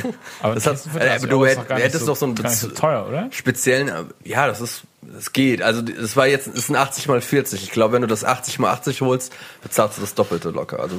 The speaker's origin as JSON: {"language": "German", "region": "Swabia", "country": "Germany", "said": "Mir als Schwabe"}